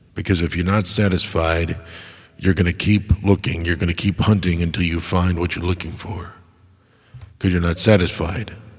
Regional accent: United States; as an American

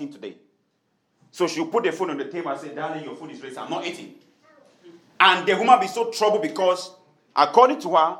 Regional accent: Tiko, Southwest Region, Cameroon; moved away; a town where I grew up in Tiko in Cameroon

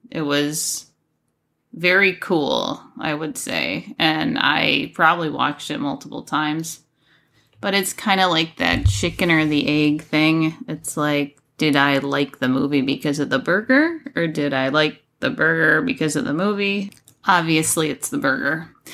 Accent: Buffalo, New York, United States; I grew up in Buffalo, New York, and so our winters were absolutely frigid

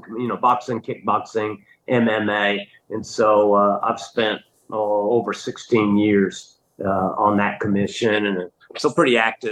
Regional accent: Little Rock, Arkansas, United States; also born or lived in Thunder Bay, Ontario, Canada / Green Bay, Wisconsin; when I was about 6 years old, we moved to Little Rock, Arkansas. And so yeah, I've been here in Central Arkansas my whole life.

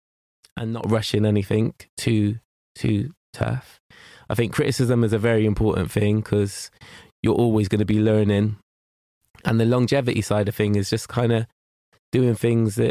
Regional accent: Gloucester, South West England, United Kingdom; I grew up in Matson, and yeah, that's the like my oldest memories is being there

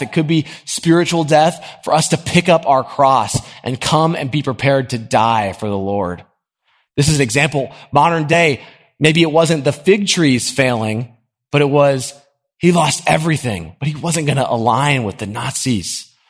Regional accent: Nashville, Tennessee, United States; I grew up in Nashville. This is a great place to live

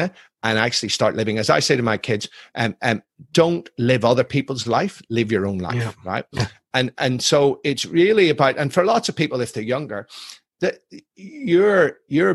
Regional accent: Ireland; I'm Irish, I'm ex-military

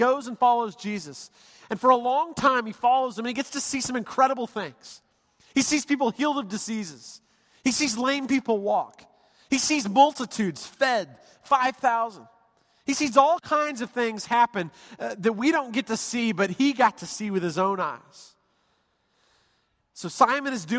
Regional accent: United States; I was born in this country

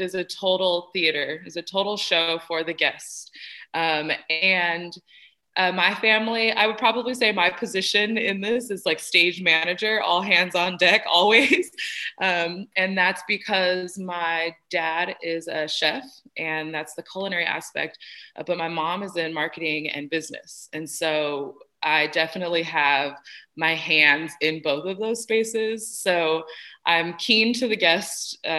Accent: Bakersfield, California, United States; born there; I grew up a little bit of all over. I was actually born in Bakersfield, California, and that's where my grandmother is.

